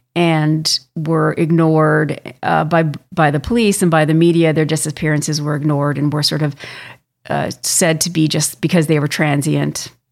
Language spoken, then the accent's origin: English; Canada; I'm from Canada. I live here